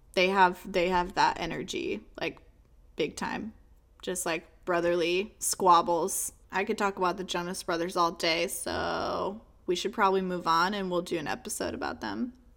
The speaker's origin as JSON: {"language": "English", "region": "Virginia", "country": "United States", "tie": "born or raised there", "said": "I grew up in Virginia"}